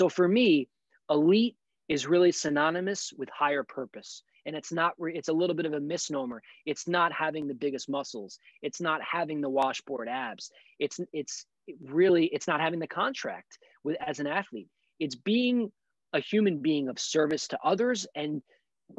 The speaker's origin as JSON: {"language": "English", "town": "New York City", "region": "New York", "country": "United States", "said": "being a New Yorker from Brooklyn"}